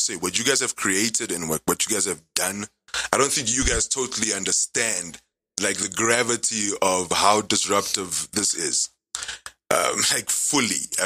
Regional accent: Namibia; also born or lived in South Africa / China; born and raised, Namibia's home.

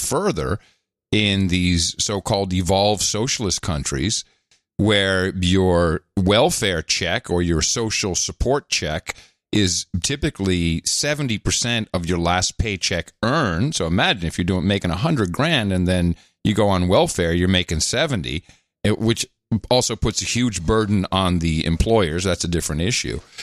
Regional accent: Netherlands; moved away; also born or lived in New Jersey / Belgium / United Kingdom; I grew up in uh, a socialist country. I grew up in the Netherlands.

